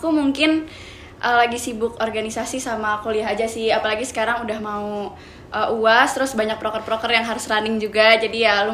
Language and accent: Indonesian; Bekasi, West Java, Indonesia; Um, aku asal kotanya dari Bekasi, yang kota planet lain itu katanya.